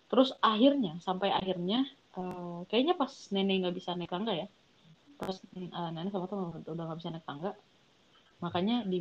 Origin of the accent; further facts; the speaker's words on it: Makassar, South Sulawesi, Indonesia; Bro, malu nggak gue orang Makassar jadi makanya suara kayak gini